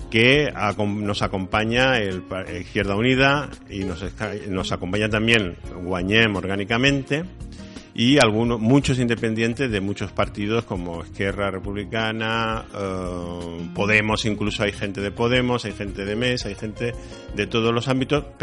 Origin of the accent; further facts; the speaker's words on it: Andalusia, Spain; Soy andaluz, sí.